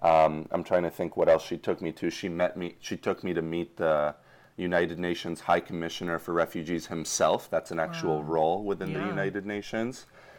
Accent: Madrid, Community of Madrid, Spain; born there; I was born in Madrid and my late father was Spanish, so absolutely fluent.

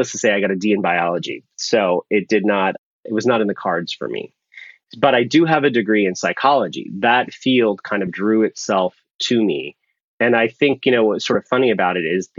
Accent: San Francisco, California, United States; also born or lived in Pakistan / Rochester, New York; I was raised, when my grandparents passed away, I was raised by my two aunts, and they lived in San Francisco. So when people say, where are you from? I say San Francisco

